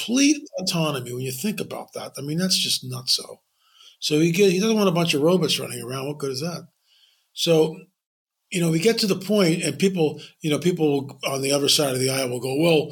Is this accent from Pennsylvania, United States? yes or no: yes; Lancaster County, Pennsylvania, United States; moved away as an adult; I grew up in Lancaster County till I was 18